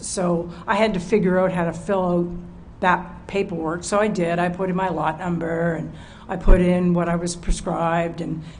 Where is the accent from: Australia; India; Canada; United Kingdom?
Canada; what does President Trump have to do with me as a Canadian?